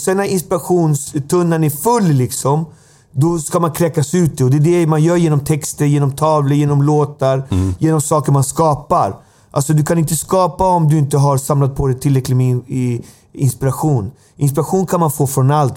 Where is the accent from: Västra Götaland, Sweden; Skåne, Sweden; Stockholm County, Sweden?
Stockholm County, Sweden; Alby; Jag kommer från Alby